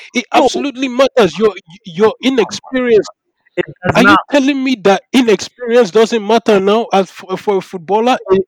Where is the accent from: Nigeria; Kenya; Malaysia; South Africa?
Nigeria; I am Nigerian